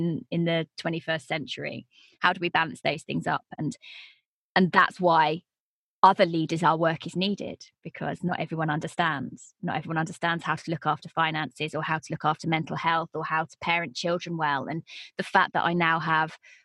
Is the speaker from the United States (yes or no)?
no; United Kingdom; accent: British; they like a British voice